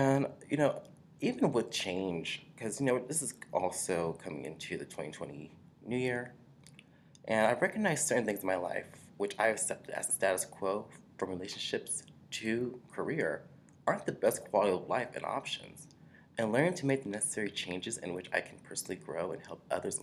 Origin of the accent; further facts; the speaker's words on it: Washington, District of Columbia, United States; I'm from Washington, D.C.